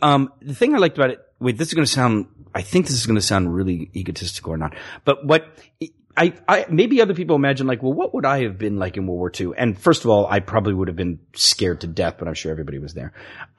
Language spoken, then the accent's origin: English; Virginia, United States; moved away as an adult; I'm 18. I'm just from Virginia.